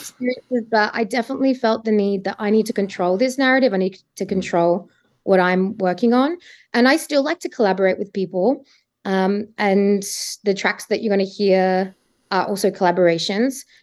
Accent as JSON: {"language": "English", "town": "Adelaide", "region": "South Australia", "country": "Australia", "also_born_or_lived": "Sydney", "moved": "as an adult", "lives_now": "Melbourne, Australia", "said": "I'm originally from Adelaide"}